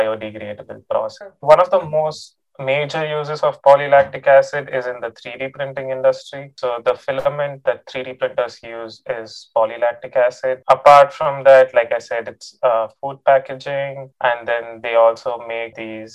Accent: Bangalore, Karnataka, India; moved away as an adult; now in Stillwater, United States; I'm from Bangalore, India.

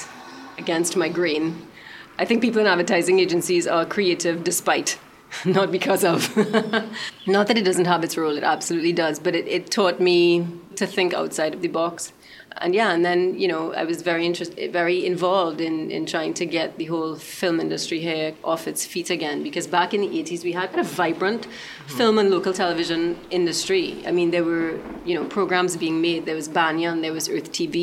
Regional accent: Port of Spain, Trinidad & Tobago; I was born in Port of Spain. Went to St. Joseph's Convent

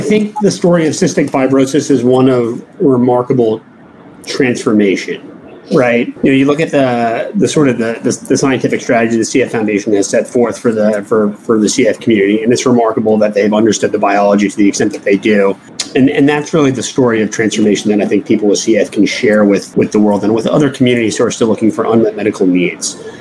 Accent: New York, United States; I'm from New York, not too far away

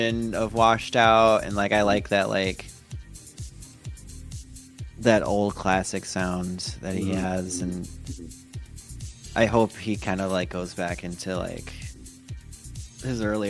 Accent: Rockford, Illinois, United States; I'm from Rockford, Illinois, which is like kind of west of Chicago

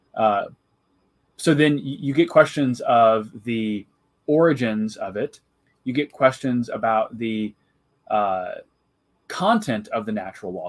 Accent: Jacksonville, Illinois, United States; I'm originally from Central Illinois. I grew up uh, in kind of the cornfields of, of Jacksonville, Illinois

